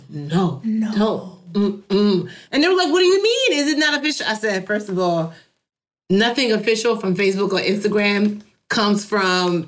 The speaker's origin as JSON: {"language": "English", "country": "Nigeria", "said": "I am Nigerian"}